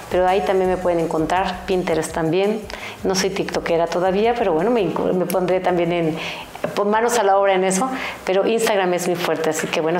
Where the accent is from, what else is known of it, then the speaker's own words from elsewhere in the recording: Veracruz, Mexico; Yo soy de Veracruz y obviamente es donde hasta ahorita en cierta forma, bueno, uno de los restaurantes que ha tenido mucho éxito